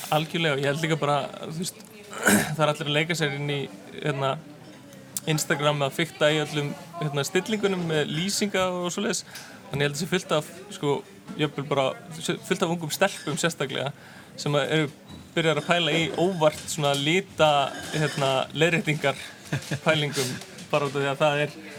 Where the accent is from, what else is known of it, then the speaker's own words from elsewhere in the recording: Iceland; also born or lived in New York, United States; ég var í námi út í bandarækjunum þannig ég þurfti að fljúa heim sérstaklega